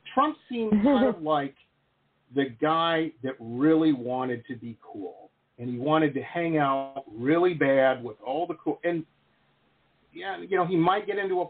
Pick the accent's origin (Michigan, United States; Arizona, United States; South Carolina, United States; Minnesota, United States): Michigan, United States; Detroit; now in Florida, United States; I grew up in Detroit